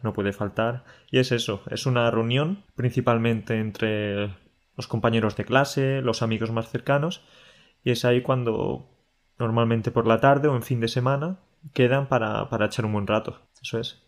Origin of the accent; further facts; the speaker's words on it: Andalusia, Spain; moved away; He estado este fin de semana en, Andalucía, en mi tierra